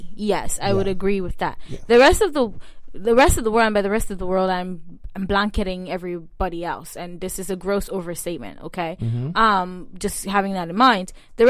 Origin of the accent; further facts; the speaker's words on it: Cameroon; moved away; in all of my time growing up in Cameroon, for as long as I was there